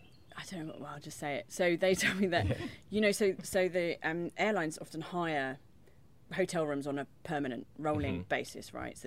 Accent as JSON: {"language": "English", "region": "London", "country": "United Kingdom", "tie": "born or raised there", "also_born_or_lived": "Crofton Park / New Cross", "said": "I grew up around here. I grew up in Peckham, and then moved to Crofton Park, so near Broccoli. And then went to school in New Cross, so all South East London."}